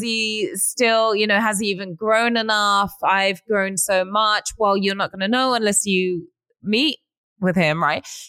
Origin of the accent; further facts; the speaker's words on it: United Kingdom; moved away as an adult; now in Los Angeles, United States; I've been here for a long time, but I'm also a Brit